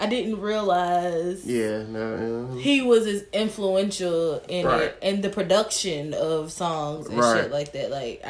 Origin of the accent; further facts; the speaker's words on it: Tennessee, United States; And I'm from Tennessee.